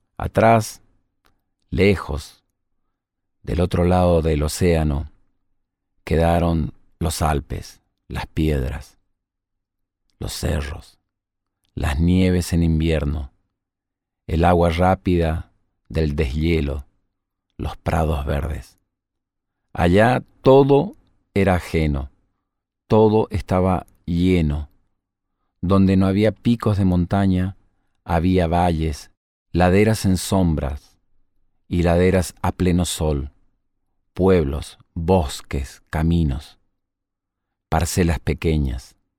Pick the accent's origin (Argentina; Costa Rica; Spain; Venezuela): Argentina; nosotros los argentinos